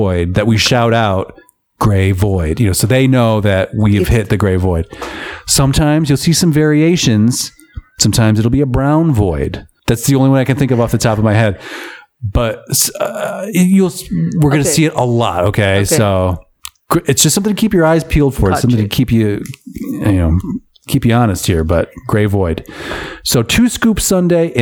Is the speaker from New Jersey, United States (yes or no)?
no; Michigan, United States; Michigan product, by the way, my home state.